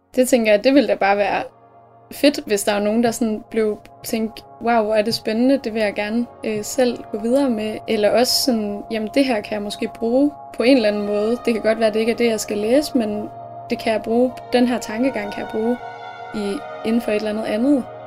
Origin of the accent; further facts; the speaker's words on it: Skanderborg area, Central Denmark Region, Denmark; moved away as an adult; now in Aarhus, Denmark; Jeg er fra øhm, en lille by, der hedder Algen, som ligger sådan omkring ved Skanderborg-området